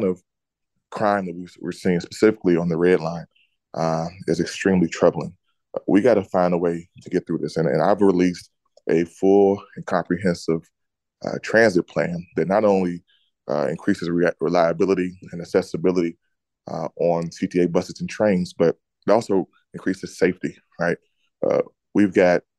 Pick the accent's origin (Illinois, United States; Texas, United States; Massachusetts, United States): Illinois, United States; Chicago; I grew up in Chicago. I'm from here.